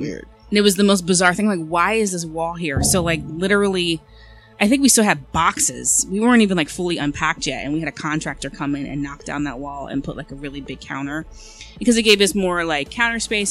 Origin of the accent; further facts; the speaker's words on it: Eastern Shore of Maryland, United States; moved away as an adult; also born or lived in Philadelphia, United States; now in Washington DC suburbs, United States; I'm from the Eastern Shore